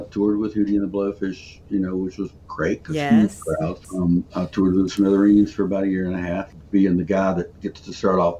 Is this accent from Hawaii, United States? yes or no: no; Charlotte, North Carolina, United States; now in Southport, United States; I was born in Charlotte. I'm living in Southport, North Carolina now, which is about, it's on the coast, about 4 hours away from here.